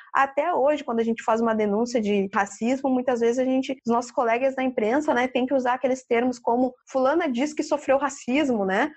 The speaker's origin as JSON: {"language": "Portuguese", "town": "Porto Alegre", "region": "Rio Grande do Sul", "country": "Brazil", "said": "Eu sempre coloco o meu lugar de fala como uma porto-alegrense"}